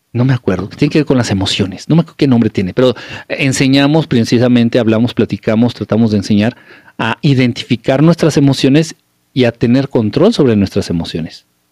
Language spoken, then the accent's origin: Spanish; Mexico; also born or lived in Mexico City; now in United States; soy de México